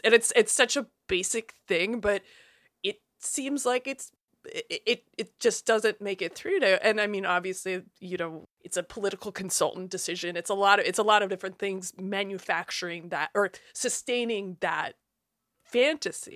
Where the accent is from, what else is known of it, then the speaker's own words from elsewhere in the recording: Iowa, United States; I'm from Iowa